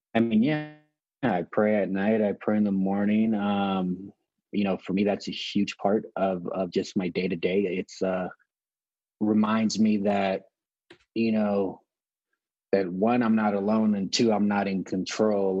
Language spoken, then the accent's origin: English; Los Angeles, California, United States; also born or lived in San Pedro, California; I was born and raised in Los Angeles, California, in a smaller city called Wilmington, then moved to another inner city in the same area called San Pedro.